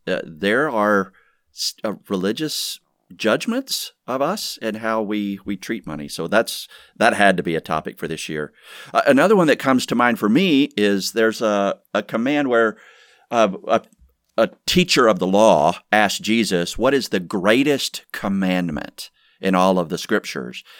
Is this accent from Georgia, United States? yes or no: yes; Georgia, United States; moved away; born and raised in Georgia